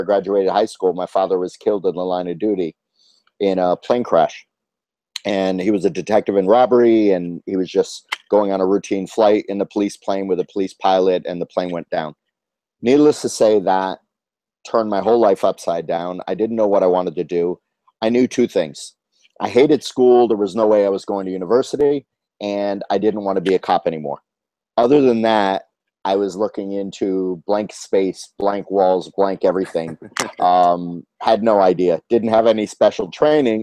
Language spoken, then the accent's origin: English; Fort Lauderdale, Florida, United States; also born or lived in Michigan / Asia / Europe; I was born in Michigan, but raised in Fort Lauderdale my whole life